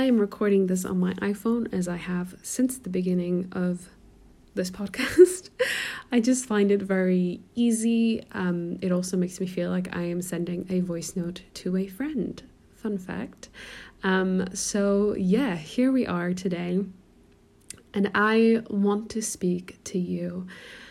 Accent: Portugal; accent: American; moved away as an adult; also born or lived in Germany; now in United Kingdom; I am originally German, but I grew up in Portugal. My family moved me there when I was 6

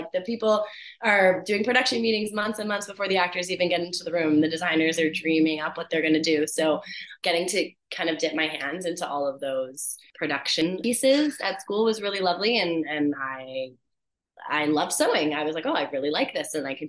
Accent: Hamilton, Ontario, Canada; now in Vancouver, Canada; In Hamilton, Ontario.

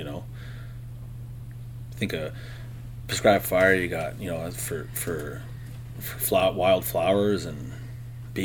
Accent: South Okanagan, British Columbia, Canada; moved away; I'm from the South Okanagan, and Okanagan's kind of got its own mindset. Then I moved here

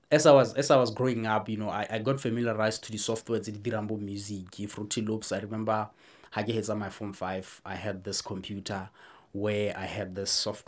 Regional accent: Palapye, Central District, Botswana; I was born and raised in Phalaphe.

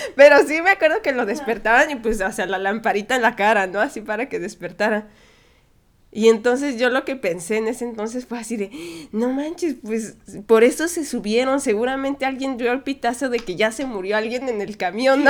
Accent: Mexico; como mexicana tal vez sí, siempre he podido viajar libremente por México

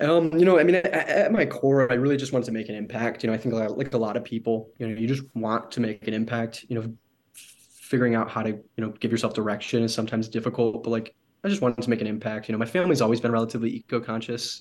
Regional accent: Michigan, United States; I'm from Michigan, um, originally Michigan in the United States.

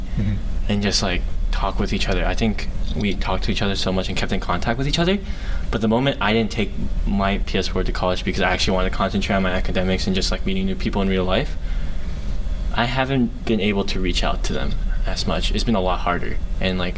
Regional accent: Maryland, United States; moved away as an adult; when I moved away from Maryland, like those guys I've been knowing since like day one, since like almost when I was born

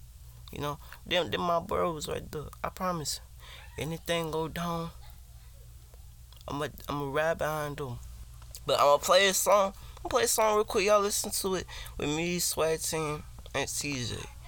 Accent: Virginia, United States; I'm from Virginia. I'm 15.

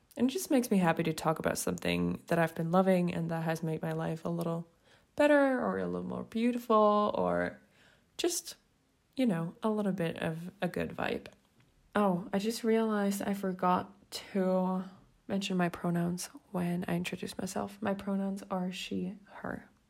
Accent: Switzerland; English is a second language; I'm from Switzerland. So also, quick disclaimer, English isn't my first language

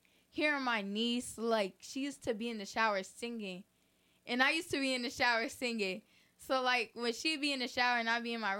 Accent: Brooklyn, New York, United States; I'm from Brooklyn, New York.

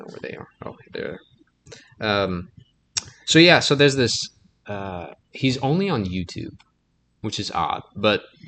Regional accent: Henderson, Louisiana, United States; my hometown, Henderson, Louisiana

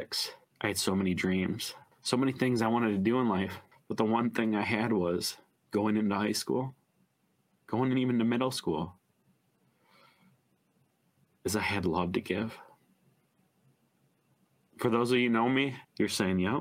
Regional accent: Oxford, Michigan, United States; Being born and raised in Oxford, 40 plus years now

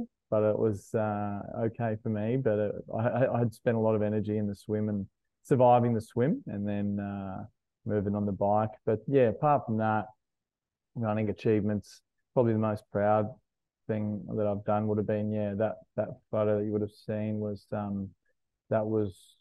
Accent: Logan, Queensland, Australia; now in Brisbane, Australia; I'm a South Sider. I grew up in Logan

